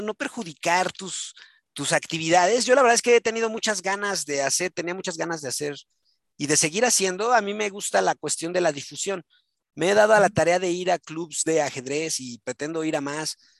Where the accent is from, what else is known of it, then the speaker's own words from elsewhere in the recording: Mexico; soy mexicano, soy mexa